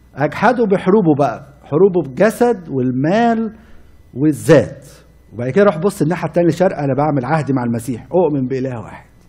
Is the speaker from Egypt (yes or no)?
yes; Cairo, Cairo Governorate, Egypt; عندنا في مصر قديمه